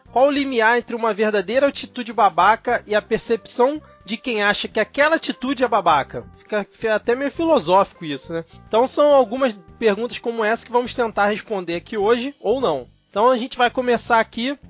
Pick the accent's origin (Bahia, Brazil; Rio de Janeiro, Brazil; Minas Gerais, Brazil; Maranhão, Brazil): Rio de Janeiro, Brazil; also born or lived in São Paulo state; eu era do Rio, né? Sou do Rio